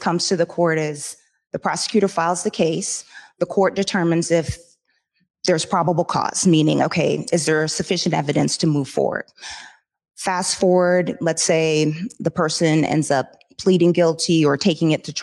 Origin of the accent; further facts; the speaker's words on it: Jamaica; moved away; I come from Jamaica. We're vibrant, loud, you know, lovely people, but different